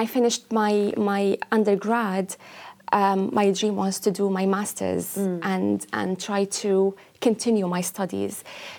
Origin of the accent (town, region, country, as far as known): Syria; born or raised there; English is a second language; moved away as an adult; now in Ireland